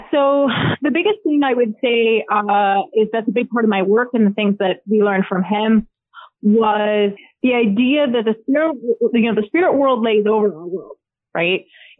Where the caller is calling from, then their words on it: Charlotte, North Carolina, United States; I am currently in Charlotte, North Carolina.